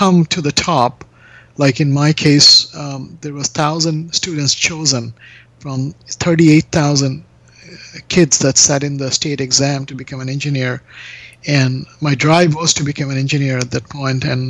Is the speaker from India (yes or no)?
yes; Kolkata, West Bengal, India; moved away as an adult; now in Toronto, Canada; I was born in Calcutta in 1968, in India.